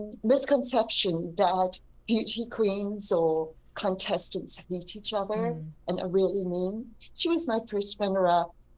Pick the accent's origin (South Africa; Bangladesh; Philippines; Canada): South Africa; Cape Town, Western Cape; moved away; Originally from Cape Town